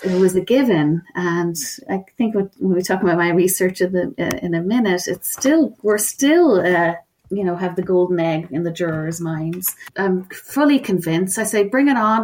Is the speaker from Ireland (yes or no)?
yes; Ireland; accent: Irish